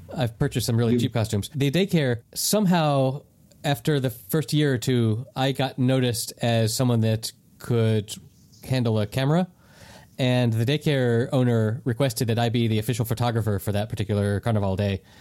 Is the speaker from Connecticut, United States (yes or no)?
no; North Carolina, United States; moved away as an adult; now in Spain; Growing up in North Carolina